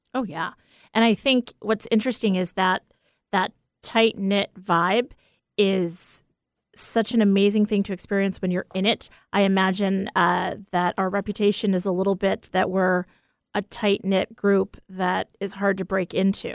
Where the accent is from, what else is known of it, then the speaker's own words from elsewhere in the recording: Port Washington, New York, United States; Port Washington, New York, one one oh five oh. That's the town that I was born